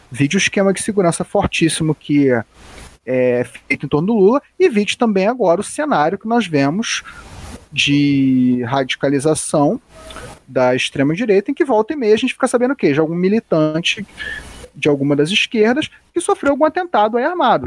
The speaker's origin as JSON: {"language": "Portuguese", "region": "Rio de Janeiro", "country": "Brazil", "said": "Eu sou aqui do Rio de Janeiro"}